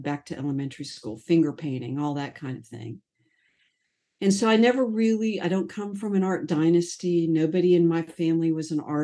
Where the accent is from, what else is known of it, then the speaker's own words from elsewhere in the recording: Sarasota, Florida, United States; I grew up in Sarasota